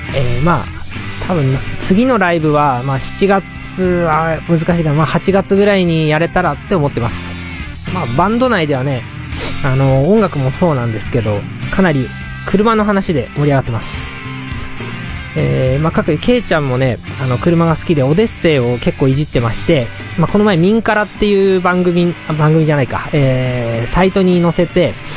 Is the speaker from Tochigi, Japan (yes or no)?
yes; Tochigi, Japan; 僕の地元の栃木県っていうのは海がありません。